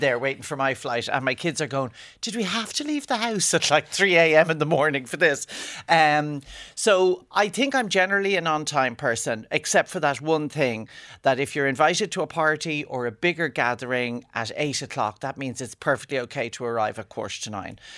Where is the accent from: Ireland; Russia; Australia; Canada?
Ireland; as an Irish person married to an English person